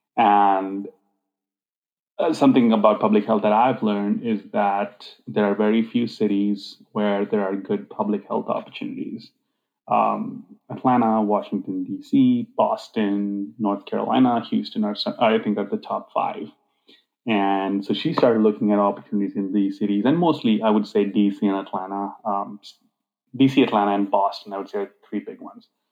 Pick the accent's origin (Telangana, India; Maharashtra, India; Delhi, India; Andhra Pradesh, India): Telangana, India; Hyderabad; moved away as an adult; also born or lived in Grand Rapids, Michigan; I grew up in this uh, city called Hyderabad